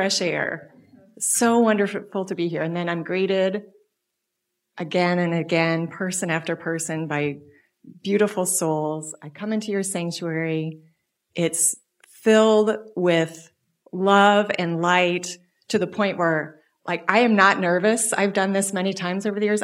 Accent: Des Moines, Iowa, United States; I grew up in Unity, born and raised in Des Moines, Iowa.

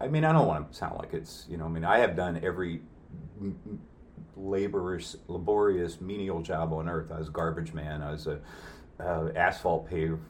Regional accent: New Jersey, United States; now in Clear Lake, United States; those were staples of growing up in New Jersey

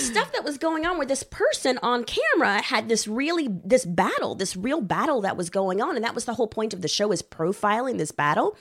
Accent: Houston, Texas, United States; moved away as an adult; also born or lived in Los Angeles; I'm originally from Houston, Texas

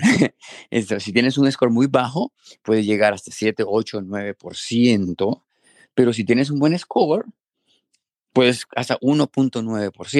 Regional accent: Honduras; moved away as an adult; now in Minnesota, United States; yo obviamente crecí en Honduras

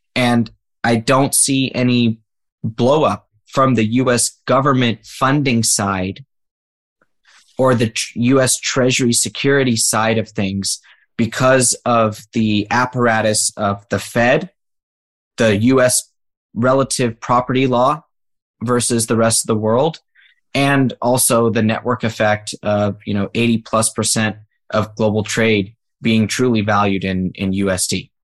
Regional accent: United States; as an American

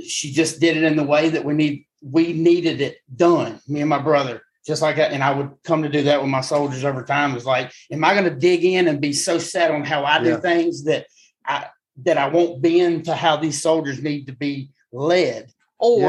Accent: South Alabama, United States; I'm still from South Alabama

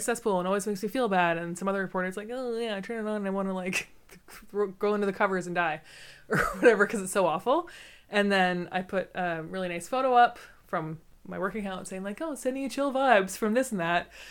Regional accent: Canada; I grew up in Canada

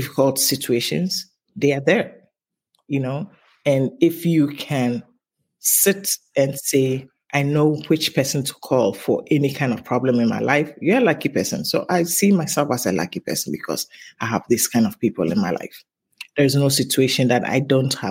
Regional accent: Takoradi, Western Region, Ghana; moved away as an adult; also born or lived in Tema, Ghana; now in United States; we grew up in Takoradi first

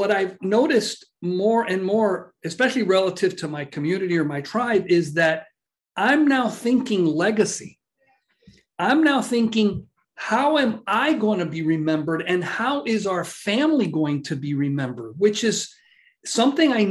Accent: Miami, Florida, United States; moved away as an adult; also born or lived in Boca Raton; we're from Miami

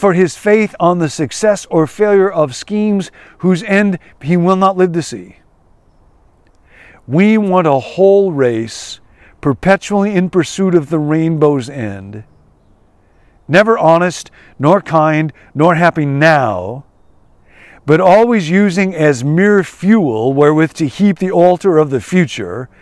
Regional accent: Rockford, Illinois, United States; moved away; I grew up in Rockford, and I will always love Rockford

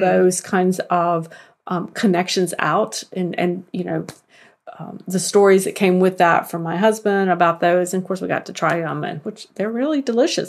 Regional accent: the South, United States; I'm from the South

